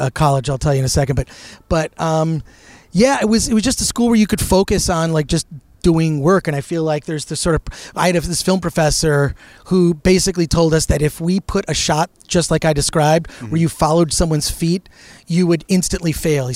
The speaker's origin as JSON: {"language": "English", "town": "Royal Oak", "region": "Michigan", "country": "United States", "tie": "born or raised there", "said": "I grew up right outside of Detroit"}